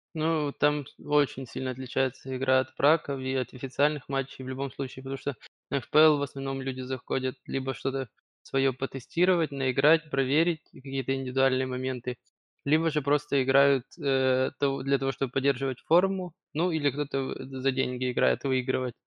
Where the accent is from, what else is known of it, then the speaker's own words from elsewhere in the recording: Kyiv, Ukraine; я один из Киева